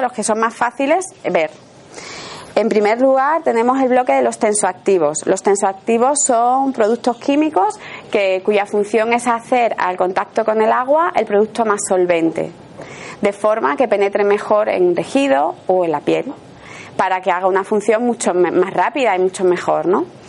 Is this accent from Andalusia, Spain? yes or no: yes; Seville, Andalusia, Spain; accent: Sevillian; yo soy sevillana y entonces a lo mejor hay alguna palabra que pronuncio que me puede corregir ella porque, bueno, es una característica de, nuestra, de nuestro acento